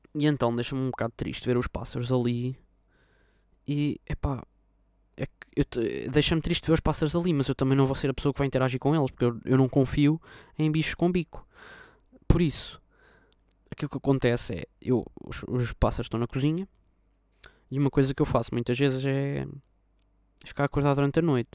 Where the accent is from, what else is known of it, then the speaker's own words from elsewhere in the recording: Lisbon, Portugal; eu sou de Lisboa